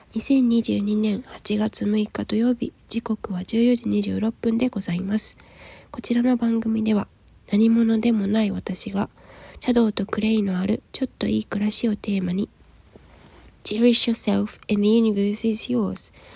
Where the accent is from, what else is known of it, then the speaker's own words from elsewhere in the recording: Yokohama, Kanagawa, Japan; moved away as an adult; also born or lived in Aso, Kumamoto; 現在私は地元神奈川県横浜市を離れて熊本九州は熊本の阿蘇市に出稼ぎに来ている